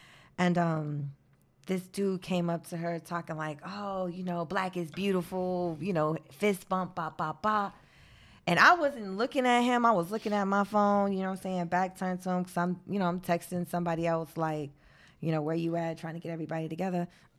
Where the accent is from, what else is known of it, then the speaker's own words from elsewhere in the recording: New York, United States; Nah, cause like, I mean, especially growing up in New York